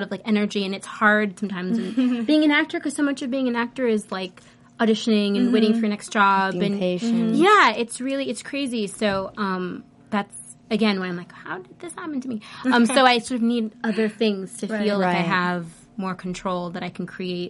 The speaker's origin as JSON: {"language": "English", "town": "Los Angeles", "region": "California", "country": "United States", "tie": "born or raised there", "said": "This is my hometown."}